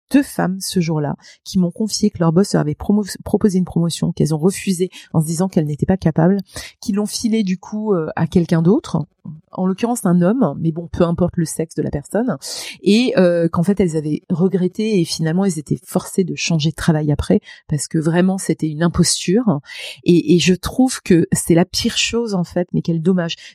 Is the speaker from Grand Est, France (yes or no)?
yes; Grand Est, France; accent: Lorraine; Je venais du fin fond de la Lorraine avec un accent à couper au couteau pour tous les Lorrains qui m'entendent, tous